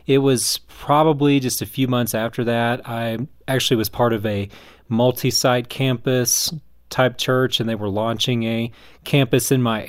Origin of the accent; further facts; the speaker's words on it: the South, United States; moved away as an adult; now in Colorado Springs, United States; my experience growing up in the South